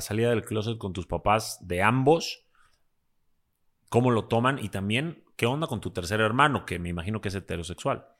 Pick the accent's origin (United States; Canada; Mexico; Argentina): Mexico; yo soy también eh, mexicano-libanés